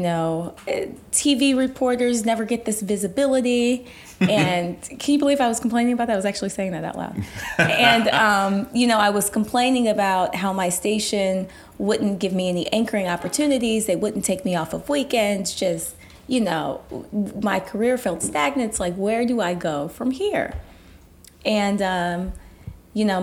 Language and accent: English; St. Louis, Missouri, United States; moved away as an adult; also born or lived in Jackson, Mississippi; I'm from South St. Louis City